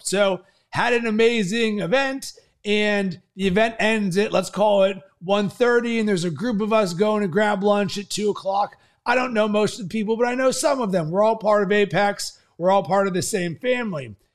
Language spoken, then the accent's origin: English; Pittsburgh, Pennsylvania, United States; I'm from Pittsburgh